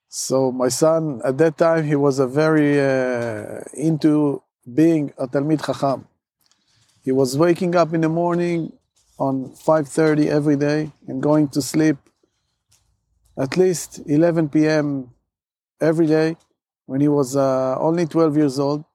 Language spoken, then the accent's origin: English; Moshav Hemed, Central District, Israel; moved away as an adult; now in Moshav Tkuma, Israel; So I grew up in Moshav Chemed. Moshav Chemed is a Moshav close to the airport.